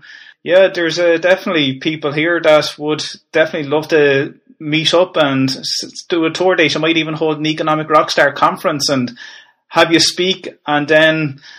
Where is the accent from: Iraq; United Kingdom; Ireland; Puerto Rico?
Ireland; Wexford, Leinster; now in Waterford, Ireland; I'm from Wexford, and that was called Wexfjord. There was a J in there, and we dropped the J, and I'm living in Waterford, which is Waterfjord.